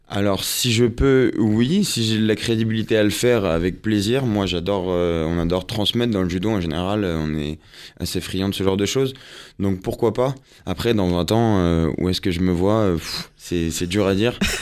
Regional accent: Yvelines, Île-de-France, France; now in Paris, France; moi j'étais des Yvelines

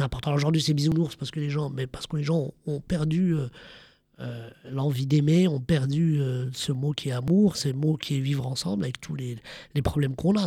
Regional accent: France; Je suis un Français d'origine marocaine qui est fier de ses origines, qui est fier du Maroc

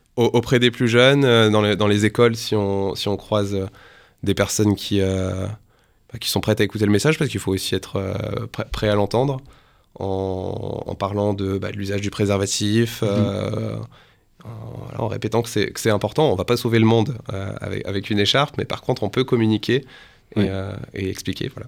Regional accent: northern France, France; moved away as an adult; now in Paris, France; je suis originaire du nord de la France

